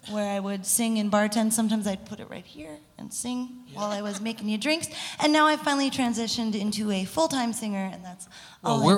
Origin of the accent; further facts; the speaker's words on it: Las Vegas, Nevada, United States; was born and raised here in Las Vegas. I attended the Las Vegas Academy